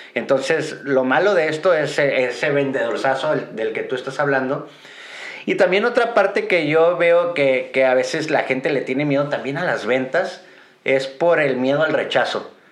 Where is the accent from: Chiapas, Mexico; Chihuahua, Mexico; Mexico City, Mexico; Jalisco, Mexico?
Jalisco, Mexico; Guadalajara; soy de Guadalajara